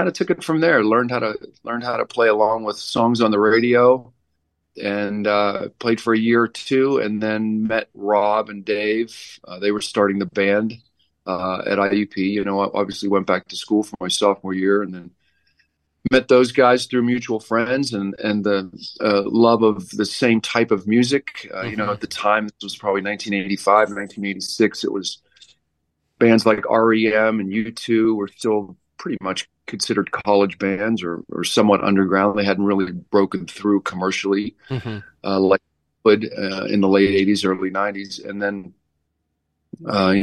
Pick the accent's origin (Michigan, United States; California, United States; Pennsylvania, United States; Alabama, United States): Pennsylvania, United States; Connellsville; I grew up in Connellsville